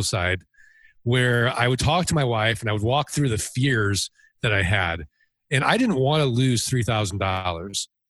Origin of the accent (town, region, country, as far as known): St. Louis, Missouri, United States